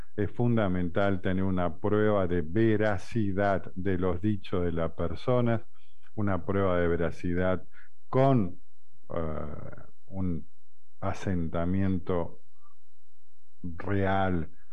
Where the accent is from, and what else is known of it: Argentina